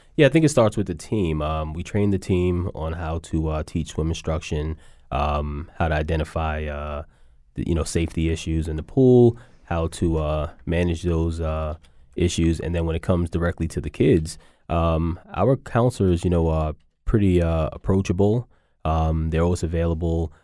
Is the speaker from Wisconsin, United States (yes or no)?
no; New York City, New York, United States; growing up in New York